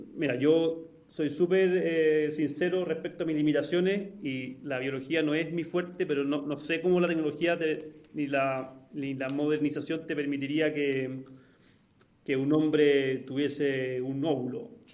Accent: Santiago, Santiago Metropolitan Region, Chile; como muchísimos chilenos y muchísimos santiaguinos, eh, me pegó harto ver la violencia en las calles

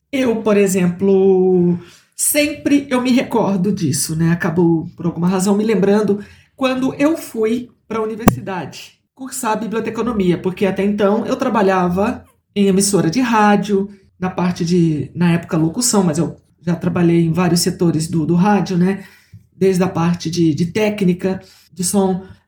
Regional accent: interior of São Paulo, Brazil; lá da minha cidade, do interior de São Paulo

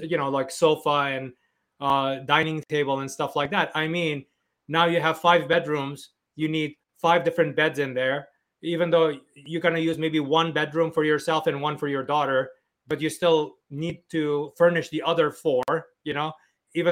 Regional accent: New York City, New York, United States; also born or lived in Turkey; I grew up in Flushing, New York

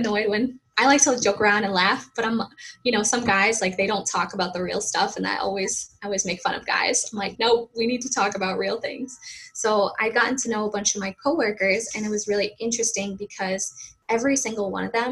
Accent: Massachusetts, United States; accent: Boston; I'm originally from Massachusetts, USA.

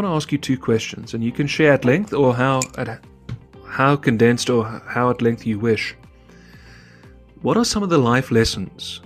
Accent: South Africa; I'm a South African

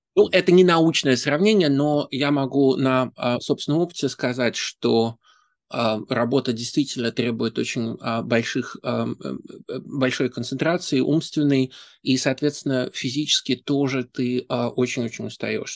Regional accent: Saint Petersburg, Russia; moved away as an adult; now in New York, United States; Я из Петербурга

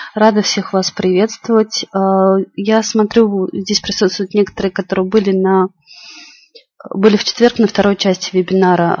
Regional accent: Moscow Oblast, Russia; Я из Москвы

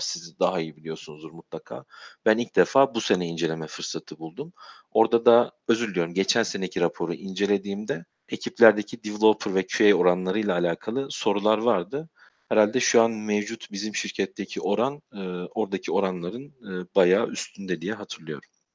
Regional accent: Sivas, Sivas Province, Turkey; moved away as an adult; also born or lived in Istanbul; Doğma büyüme Sivaslıyım. Üniversite yıllarına kadar e, Sivas'ta yaşadım.

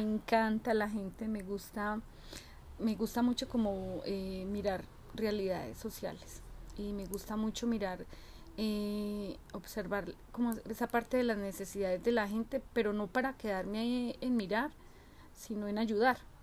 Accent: Pereira, Risaralda, Colombia; moved away; viajar a mi tierrita, a Colombia, a Pereira

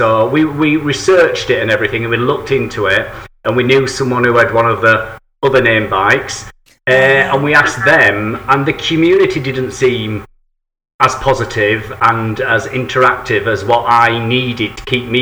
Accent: England, United Kingdom; I'm an Englishman.

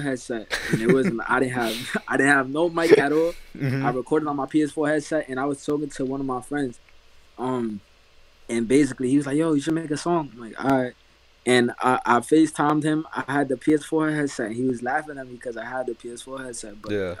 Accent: New York, United States; I'm from New York

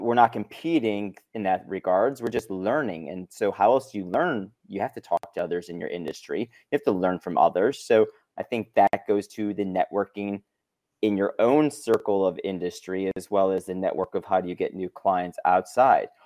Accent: Chicago, Illinois, United States; moved away as an adult; now in Los Angeles, United States; born and raised in Chicago, came out to L A for college, never left

